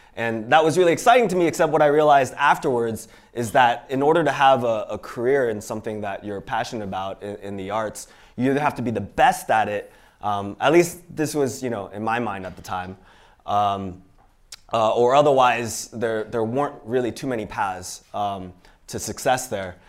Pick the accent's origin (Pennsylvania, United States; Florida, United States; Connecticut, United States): Pennsylvania, United States; Pittsburgh; also born or lived in Iowa City, Iowa; I actually grew up in Pittsburgh, Pennsylvania